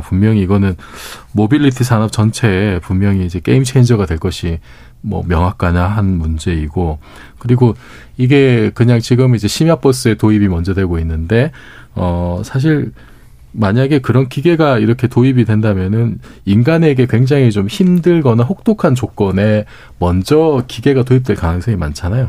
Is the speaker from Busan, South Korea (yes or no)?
yes; Busan, South Korea; moved away; 제가 고향이 부산인데